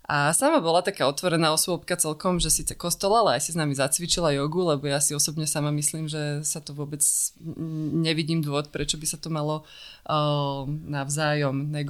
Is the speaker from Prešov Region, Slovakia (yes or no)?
no; Bratislava, Bratislava Region, Slovakia; Ja som si myslela, že nás nebudú chcieť prijať, lebo sme z Bratislavy